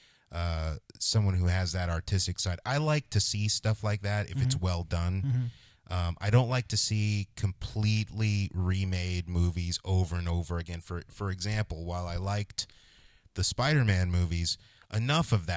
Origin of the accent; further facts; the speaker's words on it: New Jersey, United States; moved away as an adult; also born or lived in New York City; Born in New York City. Grew up in New Jersey.